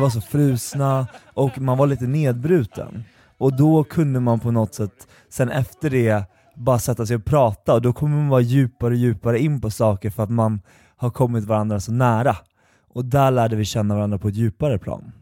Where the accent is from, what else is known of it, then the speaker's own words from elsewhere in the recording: Eskilstuna, Södermanland, Sweden; jag kommer från Eskilstuna